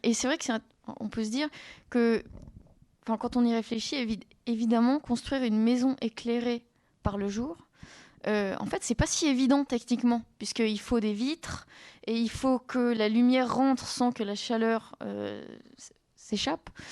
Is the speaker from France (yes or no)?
yes; southern France, France; moved away; je viens du sud de la France